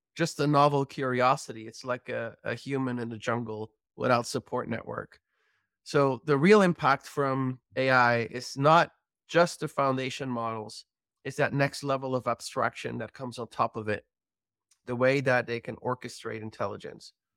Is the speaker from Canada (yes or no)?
no; Belgium; I'm from Belgium